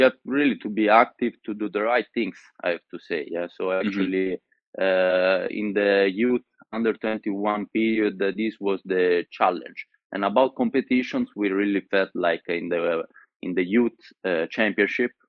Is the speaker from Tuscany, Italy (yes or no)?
yes; Florence, Tuscany, Italy; English is a second language; also born or lived in Sicily; I was born in Sicily, but then I lived in Florence all my life